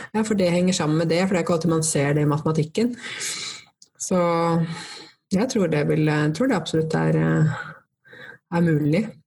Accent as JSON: {"language": "Norwegian", "country": "Norway", "first_language": "Norwegian", "said": "jeg er jo norsk og det er jo språket mitt"}